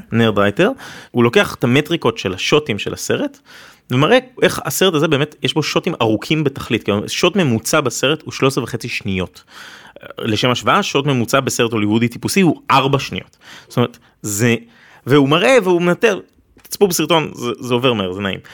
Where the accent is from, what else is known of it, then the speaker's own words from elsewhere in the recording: Israel; אני כישראלי יהודי